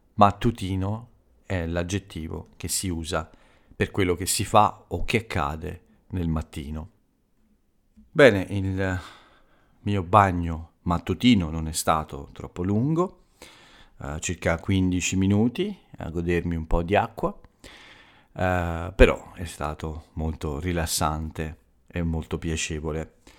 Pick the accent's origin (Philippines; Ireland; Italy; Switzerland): Italy